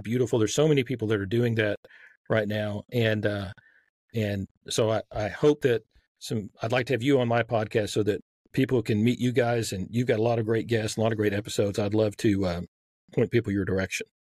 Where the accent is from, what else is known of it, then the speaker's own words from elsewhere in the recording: Texas, United States; accent: Southern; I grew up in Texas